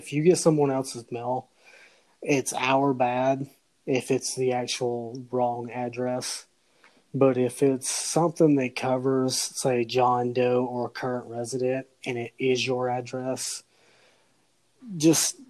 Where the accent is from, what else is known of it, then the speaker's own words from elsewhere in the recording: the South, United States; I grew up in the South